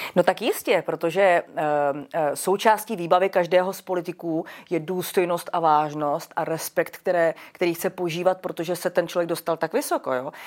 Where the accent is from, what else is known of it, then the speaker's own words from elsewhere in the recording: Czechia; jací jsme my Češi